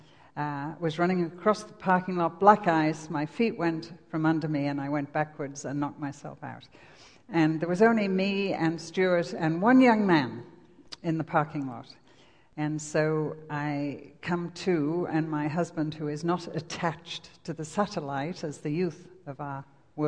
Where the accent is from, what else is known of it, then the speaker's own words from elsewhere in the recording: England, United Kingdom; accent: English; moved away as an adult; also born or lived in Lake District; now in Wisconsin, United States; my accent, as you would say. Actually, this is English